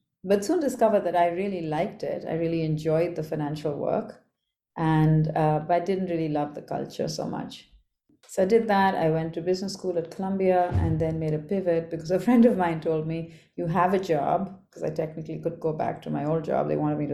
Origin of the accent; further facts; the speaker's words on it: Kolkata, West Bengal, India; I grew up as the youngest of three girls in Calcutta. So my teen years, early childhood and teen years were spent growing up in Calcutta.